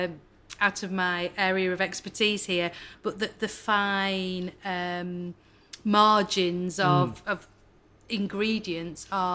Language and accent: English; Manchester, North West England, United Kingdom; moved away; I grew up in Manchester